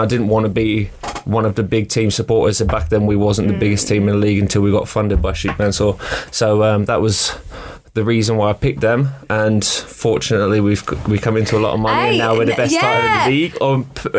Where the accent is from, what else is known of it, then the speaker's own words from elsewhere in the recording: Australia; moved away; I'm from Australia.